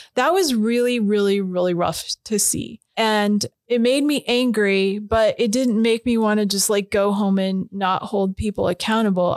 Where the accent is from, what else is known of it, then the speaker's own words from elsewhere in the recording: Spokane, Washington, United States; I grew up in Hilliard. My grandpa was in Deer Park